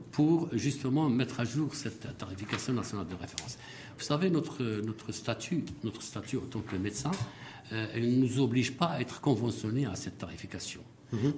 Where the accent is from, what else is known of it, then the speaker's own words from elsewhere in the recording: Morocco; on est des Marocains